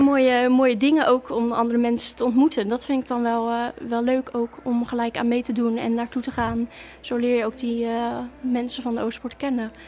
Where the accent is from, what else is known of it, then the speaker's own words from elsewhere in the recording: Waddinxveen, South Holland, Netherlands; now in Gouda, Netherlands; toen ik jong was altijd in Wanniksveen gewoond